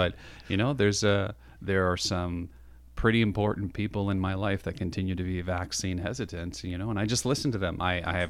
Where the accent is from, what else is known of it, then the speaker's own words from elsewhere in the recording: Canada; there's a little proud part of being a Canadian.